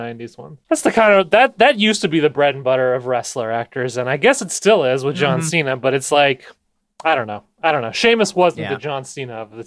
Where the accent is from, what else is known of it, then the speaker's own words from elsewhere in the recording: Anaheim, California, United States; I grew up in Anaheim